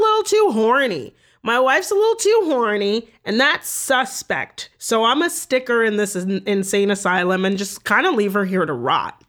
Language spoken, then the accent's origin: English; Toronto, Ontario, Canada; I grew up in Toronto